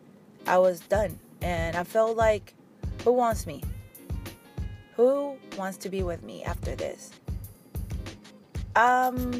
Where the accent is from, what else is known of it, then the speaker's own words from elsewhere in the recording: Mexico; English is a second language; moved away; I grew up in Mexico